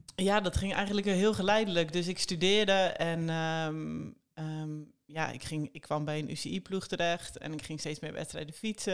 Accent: Netherlands; als een Hollandse eh, tiener

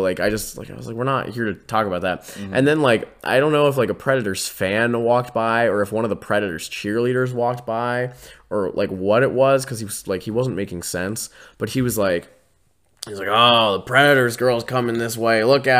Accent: Pittsburgh, Pennsylvania, United States; because I'm actually from Pittsburgh

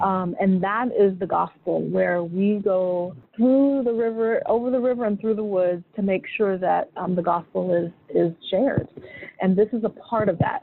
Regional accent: Sacramento, California, United States; moved away; I grew up in Sacramento, California

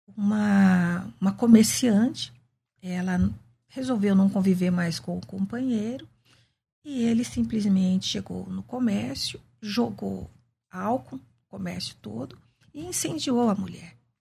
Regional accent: Campinas, São Paulo, Brazil; eu sou nascida e crescida em Campinas, né? Nasci num bairro simples da periferia de Campinas

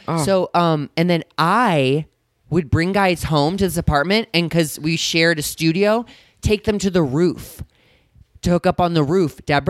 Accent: St. Louis, Missouri, United States; now in Los Angeles, United States; my hometown of St. Louis, Missouri.

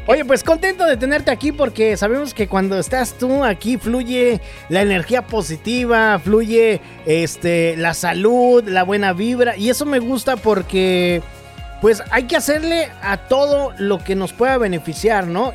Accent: Mexico; En mi pueblo, por ejemplo, yo me acuerdo en México

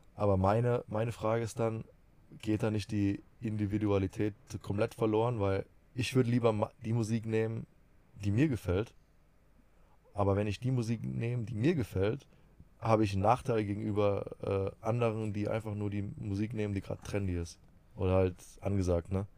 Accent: Rhineland-Palatinate, Germany; Bei uns in der Pfalz

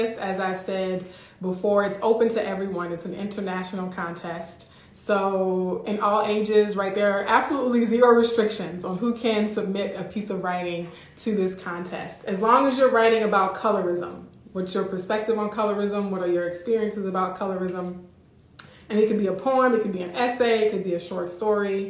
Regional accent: Louisiana, United States; now in Midwest, United States; I'm from Louisiana

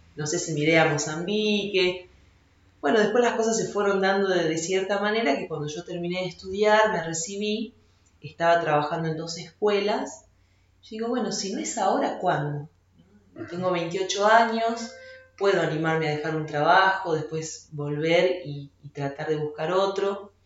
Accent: Salta, Argentina; yo soy salteña y fui desde muy chica, desde prejardín hasta quinto año al Colegio San Alfonso en Salta

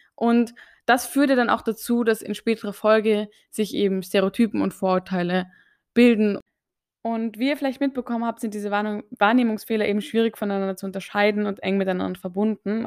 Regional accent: Austria; ich gehöre ja zu den ÖsterreicherInnen

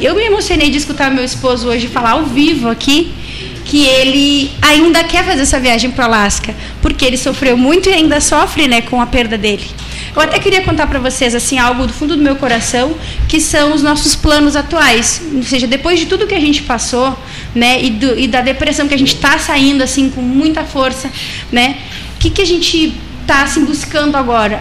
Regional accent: Uruguay; moved away; also born or lived in Ibagué, Colombia / Brazil; eu sou brasileira, mas eu sou nascida no Uruguai e também a minha família no Uruguai

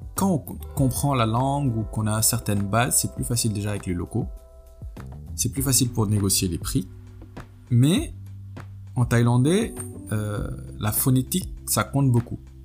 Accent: Senegal; now in France; mon pays d'origine, le Sénégal et la France où je vis

